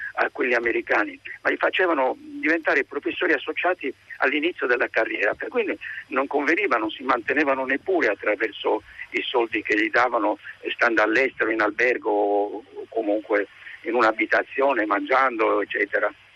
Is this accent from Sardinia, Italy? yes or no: yes; Sardinia, Italy; moved away; also born or lived in Los Angeles, United States; io sono sardo